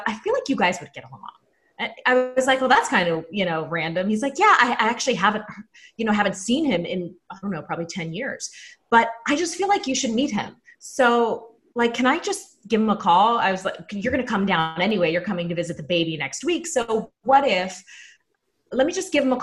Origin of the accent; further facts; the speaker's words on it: Pittsburgh, Pennsylvania, United States; moved away as an adult; now in Orlando, United States; I'm from Pittsburgh